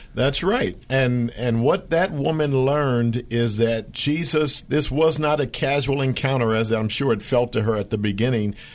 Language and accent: English; Philadelphia, Pennsylvania, United States; That was my hometown.